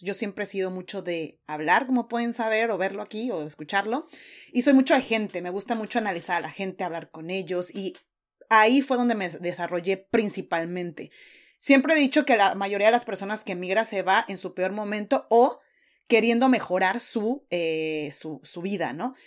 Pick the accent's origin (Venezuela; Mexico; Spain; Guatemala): Mexico; moved away as an adult; now in New Zealand; como mexicana o latina